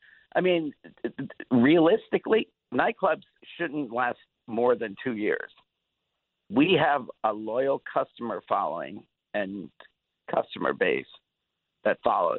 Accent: New York, United States; Just because I grew up in New York.

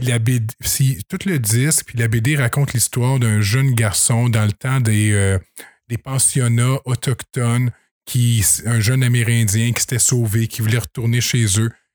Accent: Saint-Grégoire, Quebec, Canada; je viens de Saint-Grégoire. Et là, je reste à la colle

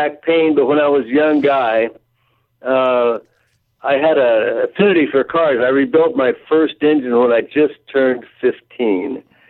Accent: Los Angeles County, California, United States; I grew up here in Los Angeles County.

